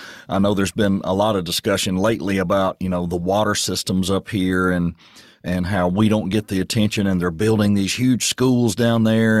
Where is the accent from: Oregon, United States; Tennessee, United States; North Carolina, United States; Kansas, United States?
Tennessee, United States; Murfreesboro; I'm a transplant as well. I came from Murfreesboro, and I came up here to work many years ago, back in 2000, and never left, never went back.